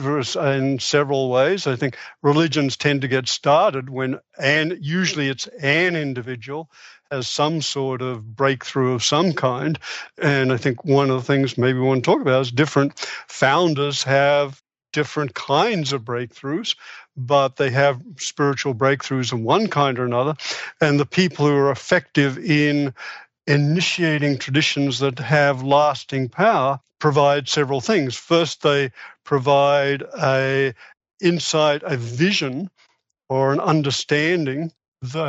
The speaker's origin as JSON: {"language": "English", "country": "Australia", "tie": "born or raised there", "moved": "as an adult", "said": "I was born in Australia. I came over here to do my, went through medical school in Australia, came over here to do specialty training in psychiatry."}